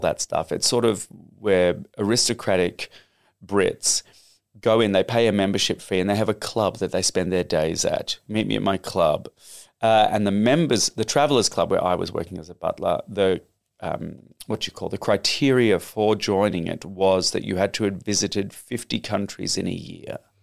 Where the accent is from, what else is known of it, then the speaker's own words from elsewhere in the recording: Australia; accent: Australian; moved away; also born or lived in United Kingdom; told not to speak in an Australian accent.